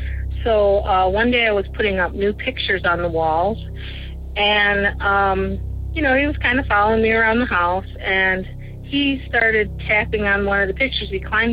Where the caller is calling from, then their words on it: Michigan, United States; I'm calling from Michigan.